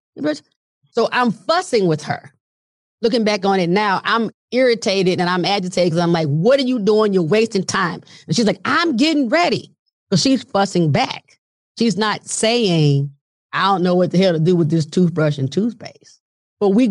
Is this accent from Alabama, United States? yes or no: yes; Montgomery, Alabama, United States; moved away; we were in Montgomery, Alabama at the time. That's where my parents lived primarily and love my hometown